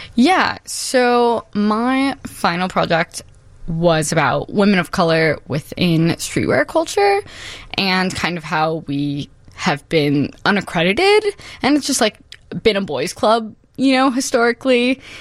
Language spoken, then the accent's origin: English; Chicago, Illinois, United States; born and raised in Humboldt Park, Chicago